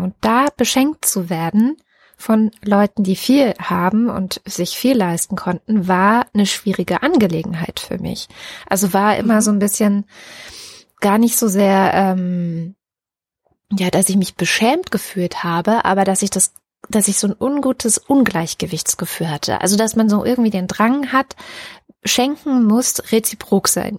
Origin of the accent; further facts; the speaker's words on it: East Germany, Germany; ich bin in Ostdeutschland in der DDR geboren und es war immer so, dass der Familienkreis eigentlich beieinander Weihnachten gefeiert hat